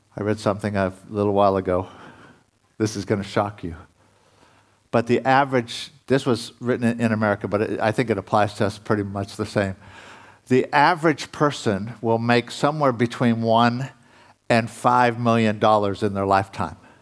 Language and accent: English; United States; being an American